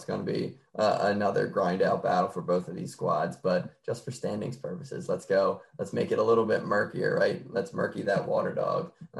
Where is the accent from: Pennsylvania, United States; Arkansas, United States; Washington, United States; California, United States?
Pennsylvania, United States; Philadelphia; I'm from Philly